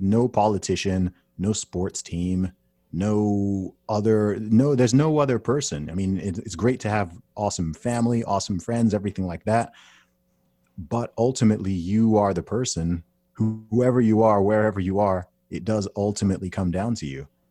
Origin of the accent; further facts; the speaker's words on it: United Kingdom; I'm a British citi-, citizen.